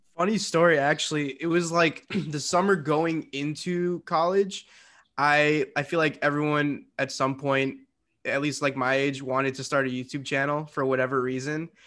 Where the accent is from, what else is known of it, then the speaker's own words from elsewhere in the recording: Westchester, Illinois, United States; I am from Westchester, Illinois, which is a small little suburb